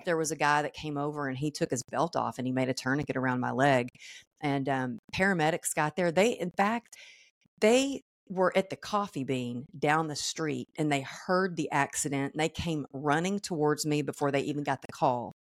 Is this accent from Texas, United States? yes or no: yes; Texas, United States; moved away as an adult; also born or lived in California; I grew up in Texas